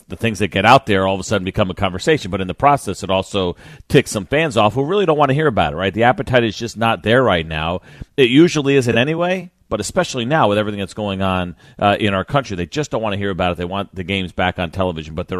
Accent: New York, United States; growing up in New York

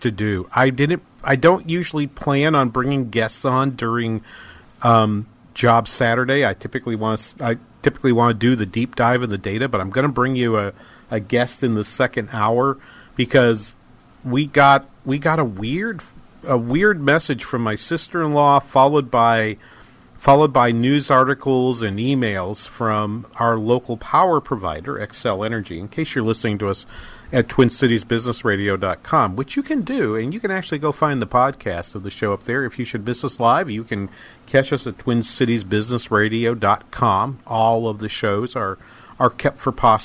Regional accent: New England, United States; accent: New England; if you suss through my accent a little bit, you realize I'm from New England

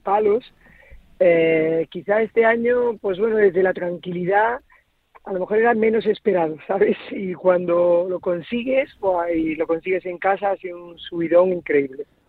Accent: Cabra, Andalusia, Spain; now in Galicia, Spain; yo soy de, Córdoba, de Cabra y, de en Andalucía.

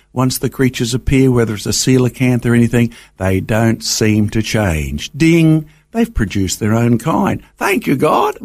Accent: Brisbane, Queensland, Australia; I grew up, um, you know, just on the edge of Brisbane, down in the Wynne Manly area.

